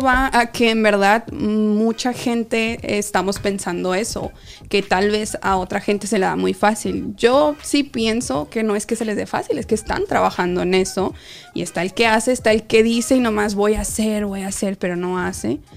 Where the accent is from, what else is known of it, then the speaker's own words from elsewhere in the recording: Mexico; a los que nos criamos en México